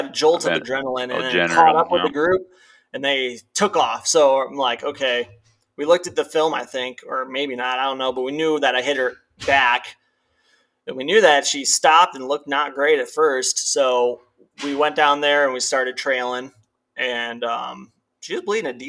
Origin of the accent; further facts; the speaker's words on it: Midwest, United States; growing up in the Midwest